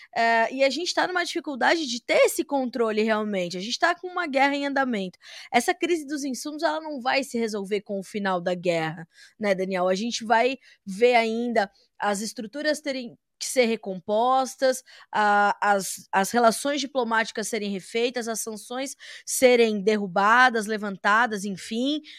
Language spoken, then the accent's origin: Portuguese; Brazil; me atormenta como brasileira